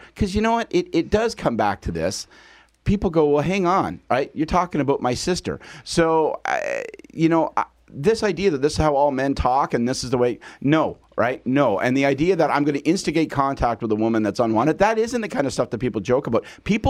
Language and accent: English; Eastern Ontario, Canada; I come from Eastern Ontario, small town Eastern Ontario